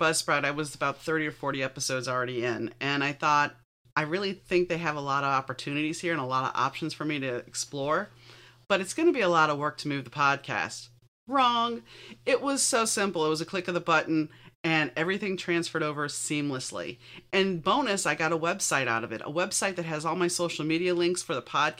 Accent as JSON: {"language": "English", "town": "New Orleans", "region": "Louisiana", "country": "United States", "tie": "born or raised there", "said": "I'm not Catholic, but I grew up in New Orleans, and there's a lot of Catholic guilt there."}